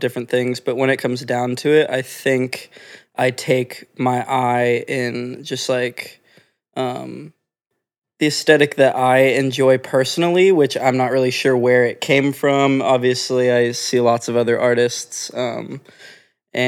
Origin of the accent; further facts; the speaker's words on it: Orange County, California, United States; moved away as an adult; now in Los Angeles, United States; I grew up born and raised in Orange County, which is not far from here